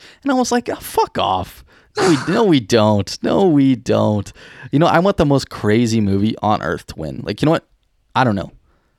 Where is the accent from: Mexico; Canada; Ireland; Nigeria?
Ireland; Yeah, I think I'm Irish, so I can agree to that.